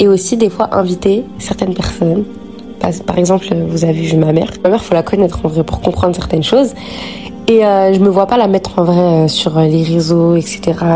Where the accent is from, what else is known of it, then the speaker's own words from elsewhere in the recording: Noisy-le-Grand, Île-de-France, France; On a grandi à Noisy-le-Grand